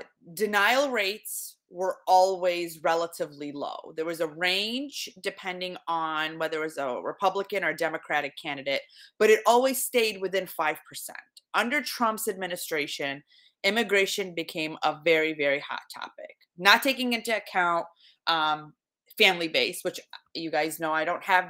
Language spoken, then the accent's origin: English; Iraq; now in United States; So having come from Iraq, I was born in Iraq. We immigrated, my family and I, in 1995.